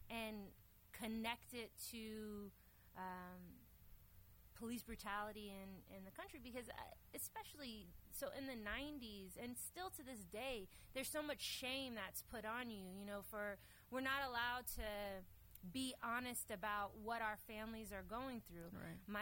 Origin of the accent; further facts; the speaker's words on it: Dallas, Texas, United States; I grew up here in Dallas, and um, I had an eclectic childhood.